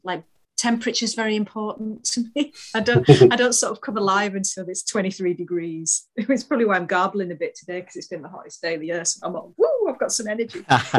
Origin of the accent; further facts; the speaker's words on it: Halifax, Yorkshire and the Humber, United Kingdom; I know. I am an absolute lightweight when it comes to weather. Terrible. I'm an excuse of a northerner.